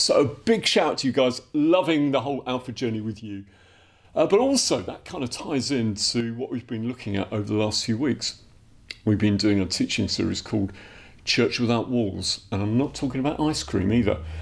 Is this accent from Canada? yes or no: no; Dublin, Leinster, Ireland; moved away; I'm from Dublin originally, I'm Irish.